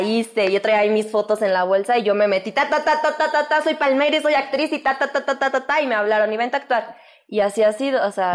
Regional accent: León, Guanajuato, Mexico; moved away as an adult; now in Mexico City, Mexico; ya vine del León con todas mis chivas y aquí estoy

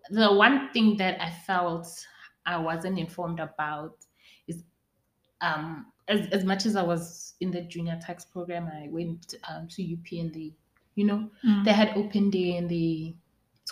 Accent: Pretoria, Gauteng, South Africa; moved away as an adult; I'm a Bedi girl, but I grew up in Pretoria

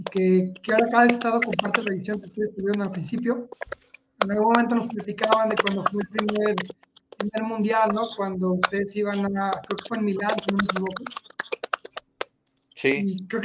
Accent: Mexico; Sino, bueno, soy de México.

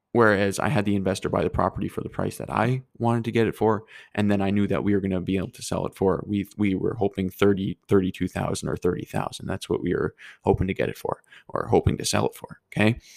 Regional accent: Fort McMurray, Alberta, Canada; moved away; I'm from Fort McMurray

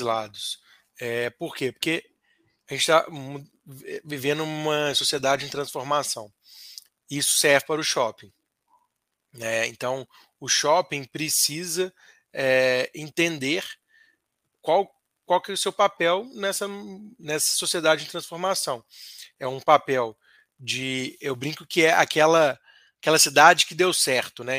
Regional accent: Minas Gerais, Brazil; como bom mineiro

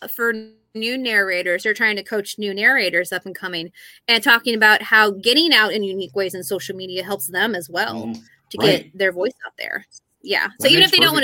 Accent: Missouri, United States; I'm from Missouri and I say bro

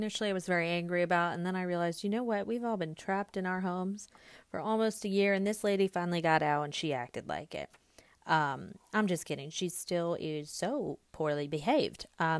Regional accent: Georgia, United States; I'm from Georgia.

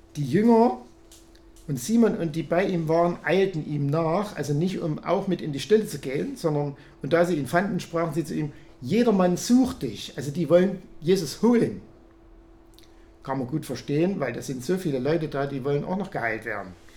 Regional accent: Kunstorf near Reichenbach, Saxony, Germany; moved away; In Kunstorf, wo ich herkomme, wo meine Mutter auch wohnt, bei Reichenbach, oder es gehört zu Reichenbach

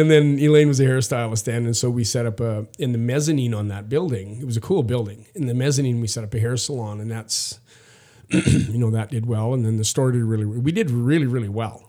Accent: Saskatchewan, Canada; I'm from Saskatchewan in Canada

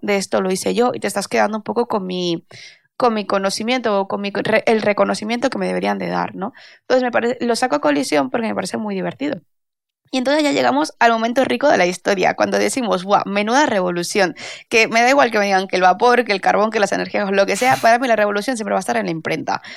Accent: Valencia, Valencian Community, Spain; soy de Valencia

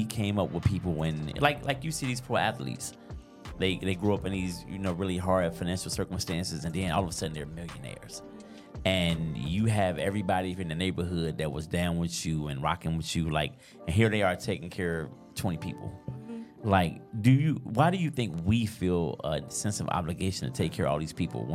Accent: Arkansas, United States; now in Delaware, United States; I'm from Arkansas

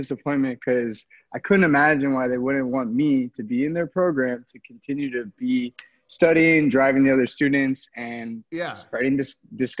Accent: Miami, Florida, United States; also born or lived in Vero Beach, Florida; And now I'm in Miami, where it's my hometown.

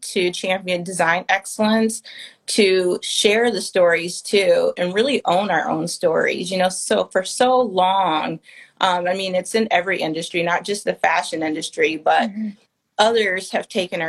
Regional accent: Detroit, Michigan, United States; moved away; also born or lived in New York; Detroit, my hometown

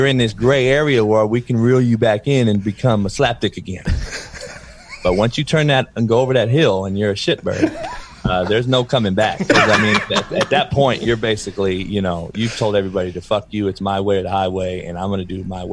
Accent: Compton, California, United States; growing up in Compton

